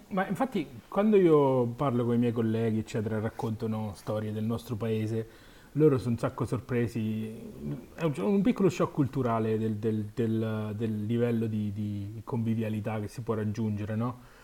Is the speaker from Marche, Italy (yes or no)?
yes; Marche, Italy; sono marchigiano